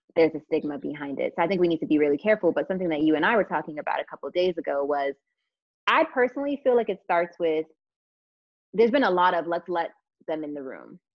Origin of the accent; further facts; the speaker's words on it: United States; now in London, United Kingdom; as an American